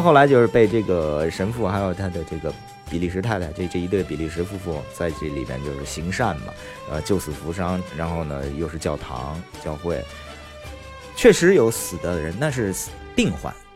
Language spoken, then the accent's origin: Chinese; Beijing, China; 我生在北京东城区，生在一个城市的基本上是心脏的偏位上啊，呃，呃，心脏头儿上。等于说我，呃，二环内的朝阳门内